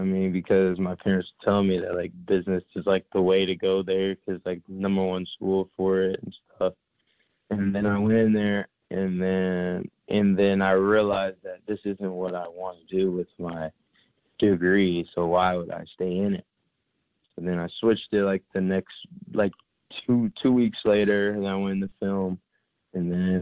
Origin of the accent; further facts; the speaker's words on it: St. Petersburg, Florida, United States; I'm from St. Petersburg, Florida.